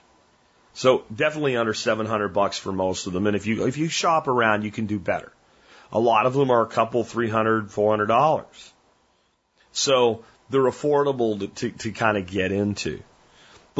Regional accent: Pennsylvania, United States; born or raised there

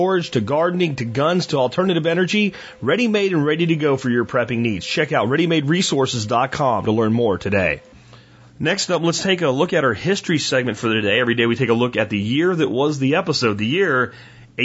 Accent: Florida, United States; also born or lived in Pennsylvania; we moved from Pennsylvania to Florida in my childhood, so that would put it at 4 years of age

